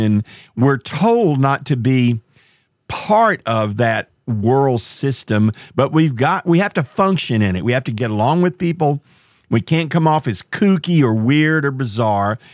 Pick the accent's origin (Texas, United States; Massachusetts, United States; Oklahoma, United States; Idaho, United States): Texas, United States; Marshall; my hometown, a little town called Marshall, Texas